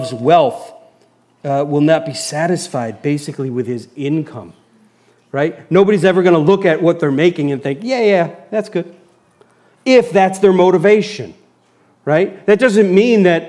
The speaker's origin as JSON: {"language": "English", "country": "United States", "said": "as an American"}